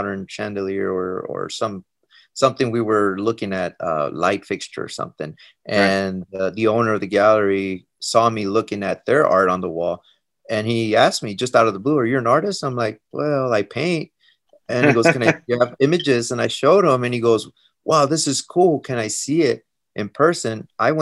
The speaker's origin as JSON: {"language": "English", "town": "El Paso", "region": "Texas", "country": "United States", "tie": "born or raised there", "also_born_or_lived": "Colorado", "moved": "as an adult", "said": "I was born and raised in Texas, in El Paso, Texas."}